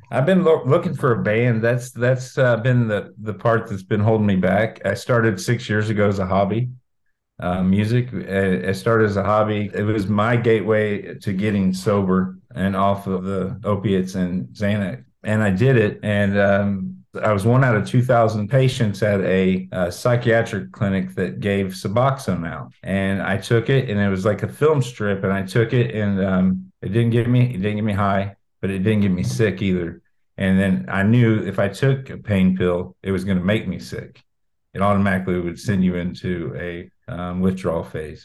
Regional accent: Brown County, Indiana, United States; moved away as an adult; also born or lived in Martinsville / Bloomington / Vincennes / Greenwood; now in Georgia, United States; I live in Georgia now, but I am from Brown County. Um, I, I, graduated in 1997.

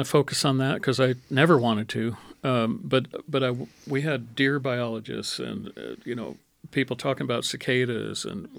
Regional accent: Pennsylvania, United States; now in Indiana, United States; I grew up in Pennsylvania

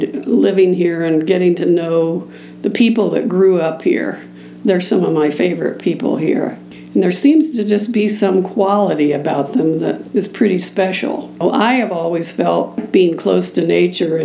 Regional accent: Columbus, Indiana, United States; I was born in Columbus, Indiana. My parents were both professionals there

